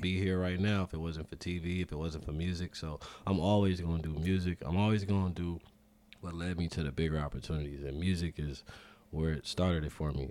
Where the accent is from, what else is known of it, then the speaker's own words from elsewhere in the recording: Los Angeles, California, United States; South Central L A. Grew up off Western.